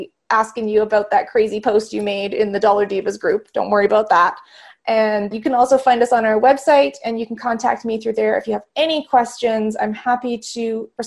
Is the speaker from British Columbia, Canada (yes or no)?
yes; Vancouver, British Columbia, Canada; I was born in Vancouver, BC in Canada